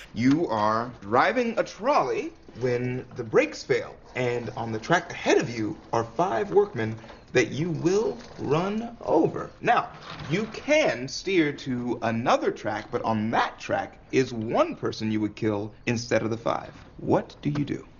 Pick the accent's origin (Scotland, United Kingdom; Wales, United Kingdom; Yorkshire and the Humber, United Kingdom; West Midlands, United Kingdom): Wales, United Kingdom; I'm Welsh